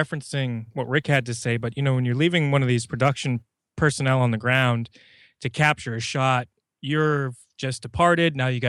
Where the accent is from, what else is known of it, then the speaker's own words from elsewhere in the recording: Boston, Massachusetts, United States; Yeah, I'm from Boston. I come from up north.